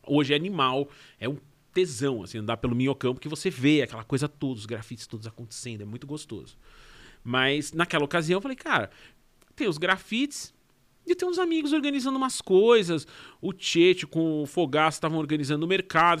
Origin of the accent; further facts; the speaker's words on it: Brazil; eu sou do Brasil